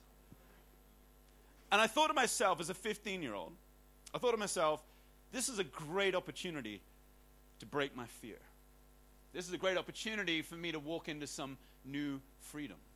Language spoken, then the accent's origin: English; Hong Kong; growing up in Hong Kong